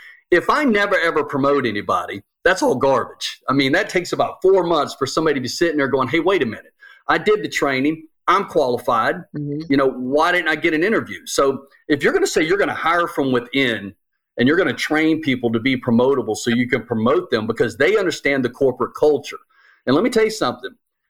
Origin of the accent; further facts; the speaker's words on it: Jacksonville, Florida, United States; do the Jacksonville Jaguars, because I'm from Jacksonville, do they suck so bad because it's Jacksonville?